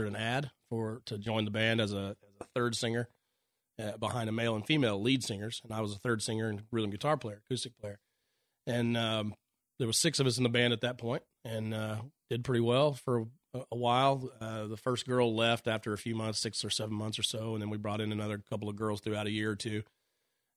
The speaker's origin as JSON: {"language": "English", "region": "Oklahoma", "country": "United States", "said": "we were all from different parts of the state"}